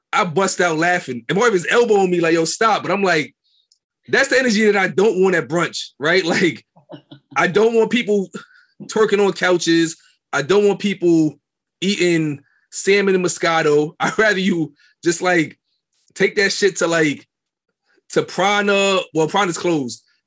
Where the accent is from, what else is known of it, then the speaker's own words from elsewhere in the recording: New York City, New York, United States; I'm from Brooklyn, raised in Brooklyn all my life